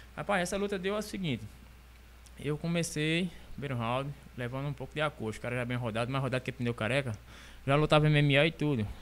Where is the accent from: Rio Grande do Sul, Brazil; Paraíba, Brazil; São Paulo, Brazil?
Paraíba, Brazil; São Sebastião do Umbuzeiro; now in Monteiro, Brazil; eu sou aqui de São Sebastião, São Sebastião do Buzeiro. Aí vim morar aqui em Monteiro, tá com 12 anos